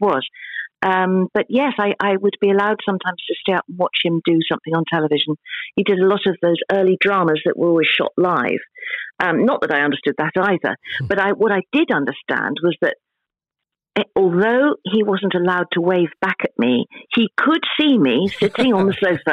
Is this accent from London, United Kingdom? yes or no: yes; London, United Kingdom; now in Cornwall, United Kingdom; I was born in London